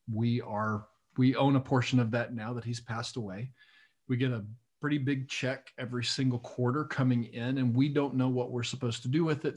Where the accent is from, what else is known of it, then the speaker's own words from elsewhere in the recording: Lubbock, Texas, United States; I was raised in Lubbock, Texas